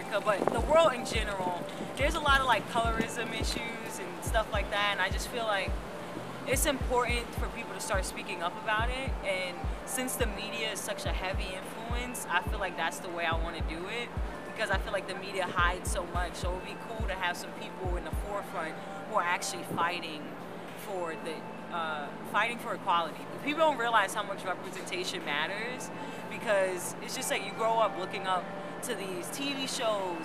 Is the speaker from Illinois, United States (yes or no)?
no; New York City, New York, United States; I'm from Brooklyn, New York